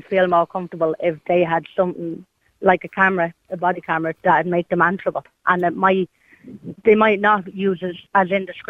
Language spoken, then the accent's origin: English; Dublin, Leinster, Ireland; I'm from Ballymun